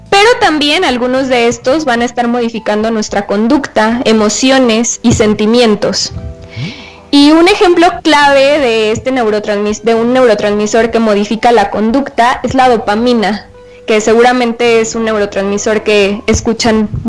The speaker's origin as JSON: {"language": "Spanish", "town": "Tlaquepaque", "region": "Jalisco", "country": "Mexico", "said": "Eh, bueno, yo soy de Tlaquepaque"}